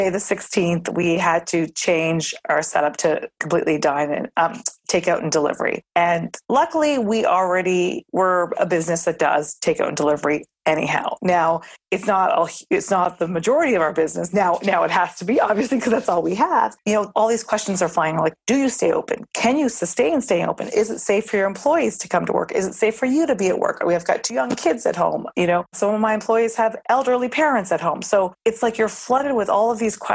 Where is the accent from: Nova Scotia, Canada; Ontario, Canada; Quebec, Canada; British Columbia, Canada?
Nova Scotia, Canada; now in New York City, United States; I'm born and raised in Nova Scotia, Canada